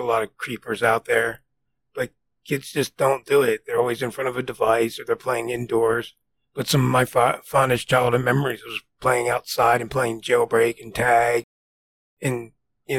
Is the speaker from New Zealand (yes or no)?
no; New Jersey, United States; I grew up in New Jersey